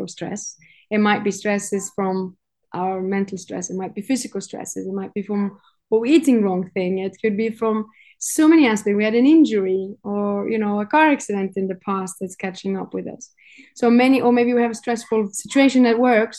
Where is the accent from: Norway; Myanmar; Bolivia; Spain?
Norway; moved away as an adult; now in Cyprus; I'm from Norway